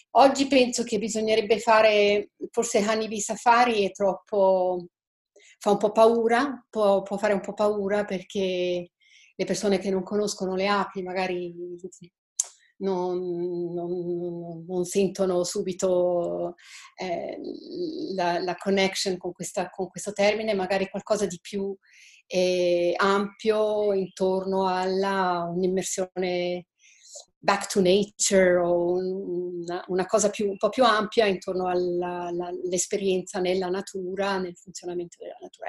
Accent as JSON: {"language": "Italian", "country": "Switzerland", "said": "io sono svizzera, abito in Svizzera"}